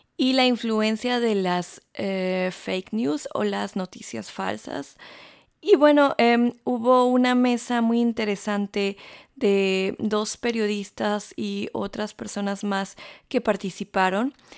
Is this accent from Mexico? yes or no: yes; Mexico; moved away as an adult; now in Stuttgart, Germany; soy periodista, soy mexicana y vivo aquí desde hace ya casi siete años